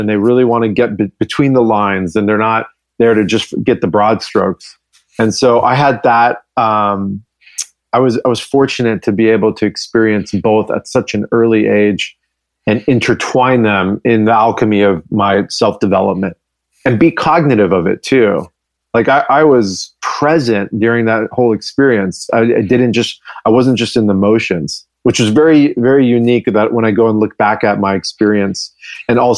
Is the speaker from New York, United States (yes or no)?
no; San Diego, California, United States; first language English; I grew up in La Jolla, down in San Diego, just on the beach